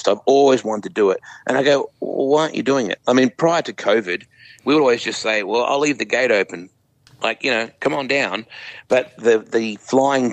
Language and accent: English; Australia; moved away as an adult; now in Knoxville, United States; we grew up with that in Australia.